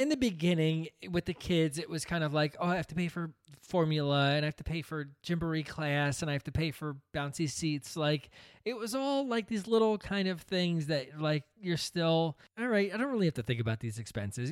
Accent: New Jersey, United States; also born or lived in Brooklyn, New York; we came from Brooklyn, and moved out to New Jersey, where my dad started this business.

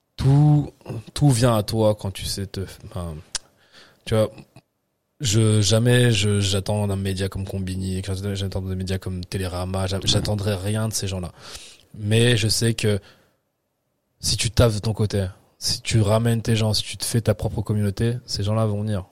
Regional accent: Nice, Provence-Alpes-Côte d'Azur, France; also born or lived in Paris / Picardy; on a habité à Nice. Tu vois, pendant tout le reste de ma vie, on habité jusqu'à mes 17 ans, j'habitais à Nice

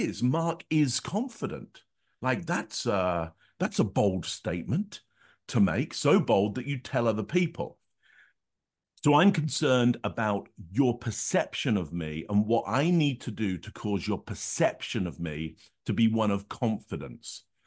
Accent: Northampton, East Midlands, United Kingdom; I grew up in Northampton, which is sixty miles north of London, up the M one

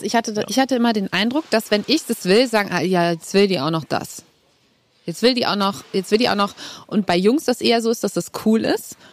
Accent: Cologne, North Rhine-Westphalia, Germany; accent: Kölsch; first language Kölsch; weil das halt meine Sprache ist, meine Muttersprache

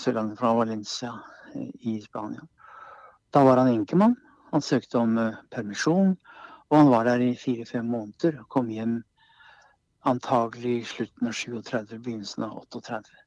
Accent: Kongsberg, Buskerud, Norway; Vi satt hjemme på Kongsberg

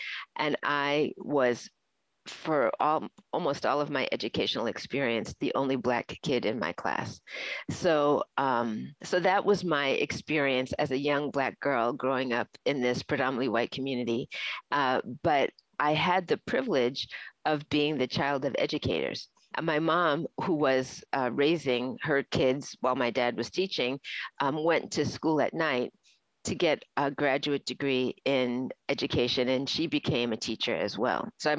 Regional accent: Florida, United States; born there; And I was born in the South in Florida.

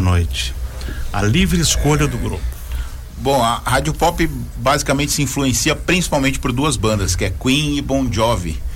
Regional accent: São Paulo, Brazil; moved away as an adult; now in Joinville, Brazil; Eu sou da né? capital um paulistano, da capital mesmo, lá da terra da fumaça

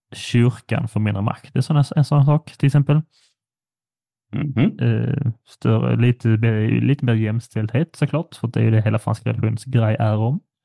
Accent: Sweden; som svensk

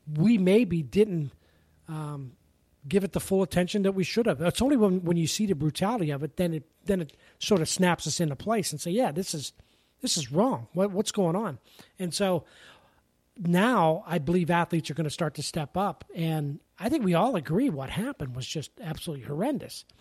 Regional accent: Pennsylvania, United States; moved away; growing up in Pennsylvania

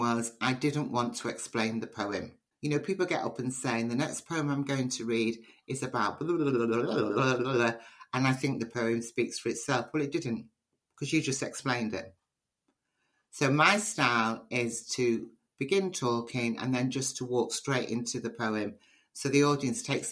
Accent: Liverpool, North West England, United Kingdom; being part Nigerian and Liverpudlian

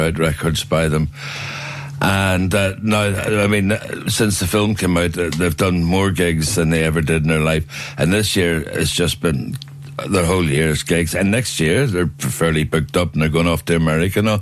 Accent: Belfast, Northern Ireland, United Kingdom; I was born in Botanic Avenue, but grew up in a prefab bungalow in Garnaville

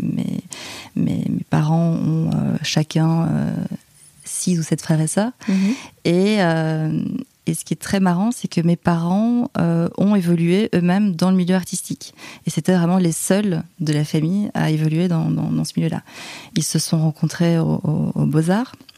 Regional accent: Liège, Wallonia, Belgium; moved away as an adult; now in Paris, France; je suis belge. Je viens de, de Liège, en Belgique.

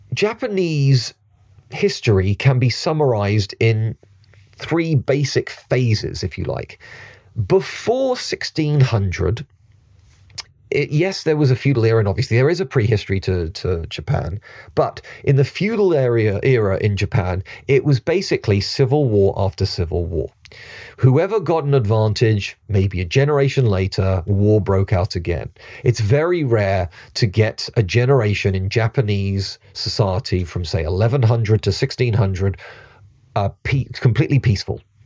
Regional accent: United Kingdom

